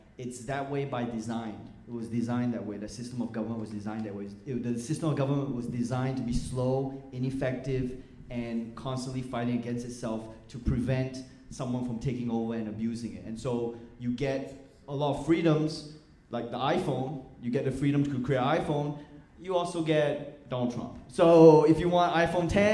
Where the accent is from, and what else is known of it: Malaysia; moved away as an adult; also born or lived in Australia; now in United States